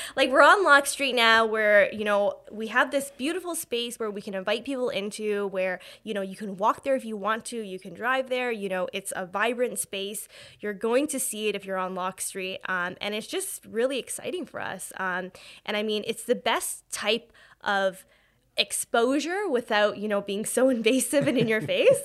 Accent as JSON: {"language": "English", "town": "Hamilton", "region": "Ontario", "country": "Canada", "tie": "born or raised there", "said": "I was born and raised in Hamilton"}